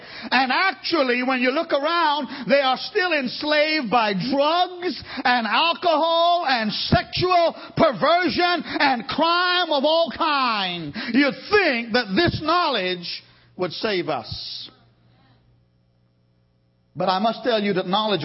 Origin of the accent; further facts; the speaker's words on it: United States; I'm an American